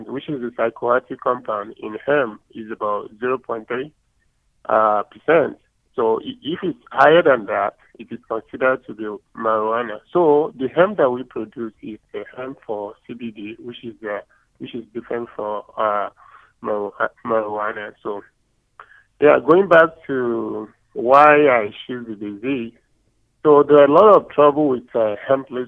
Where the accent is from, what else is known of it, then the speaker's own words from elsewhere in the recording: Nigeria; moved away as an adult; also born or lived in Nebraska, United States; now in Tennessee, United States; I'm originally from Nigeria.